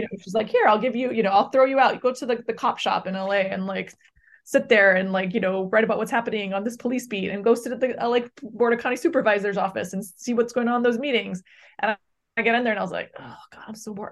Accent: Hawaii, United States; now in Brooklyn, United States; I grew up in Hawaii

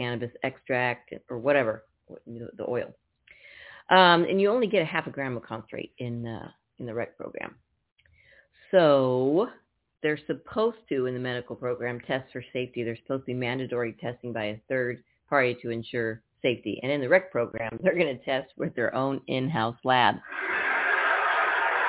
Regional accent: Napa, California, United States; now in Tucson, United States; I'm from Napa

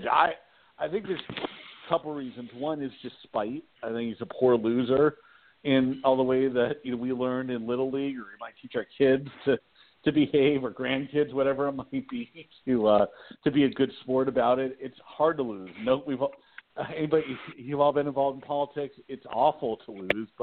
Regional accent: California, United States; also born or lived in Washington, D.C.; That's my home state

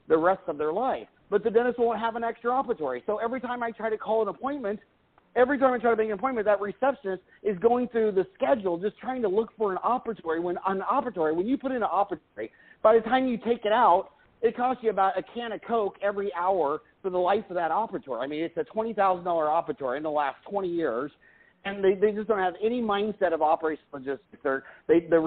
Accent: Kansas, United States; I grew up in Kansas

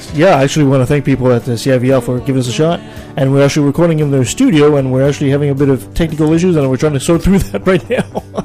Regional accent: Canada; as a Canadian

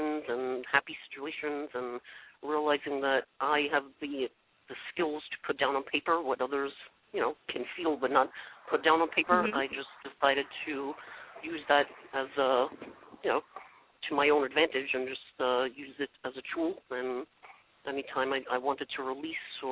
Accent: New York City, New York, United States; also born or lived in Staten Island, New York; I'm originally from Brooklyn

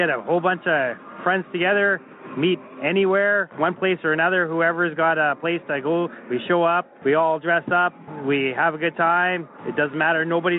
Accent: Saskatchewan, Canada; I was born and raised in Saskatchewan, and how can you not be a Rider fan when you're grown up here.

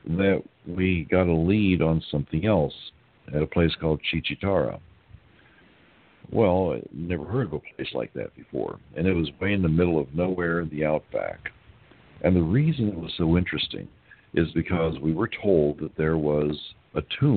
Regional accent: United States; also born or lived in Lima, Peru; we're from the United States

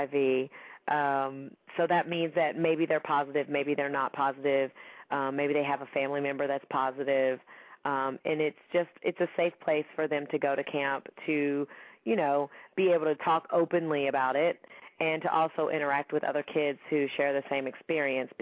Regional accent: Gallatin, Tennessee, United States; I grew up in Nashville, Tennessee, and small town, well, actually a small town outside of Nashville called Gallatin, Tennessee.

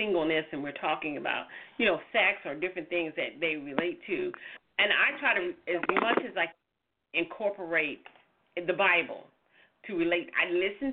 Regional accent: the South, United States; you hear my voice, I'm from the South, and the church was in the middle of our community

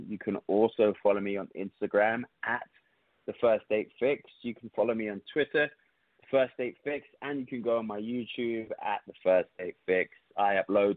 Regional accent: London, United Kingdom; now in United States; I'm from London

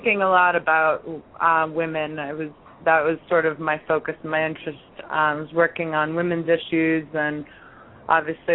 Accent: Toronto, Ontario, Canada; moved away as an adult; now in New York City, United States; I grew up in Toronto

